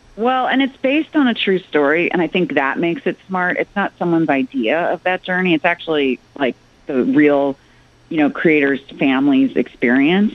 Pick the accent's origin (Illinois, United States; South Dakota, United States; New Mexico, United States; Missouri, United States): Illinois, United States; Chicago; moved away; Deep ties, deep ties. That's my hometown